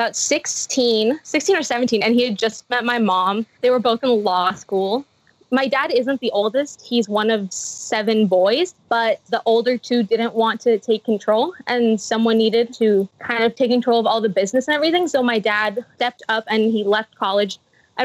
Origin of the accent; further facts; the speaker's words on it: Michoacán, Mexico; first language Spanish; English is a second language; now in United States; I was born in Mexico. In a state called Michoacán.